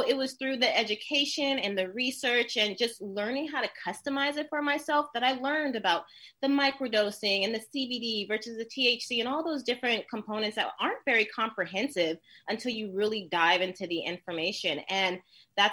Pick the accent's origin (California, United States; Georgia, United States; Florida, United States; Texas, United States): California, United States; Oakland; I'm from East 69th, Oakland, the Ville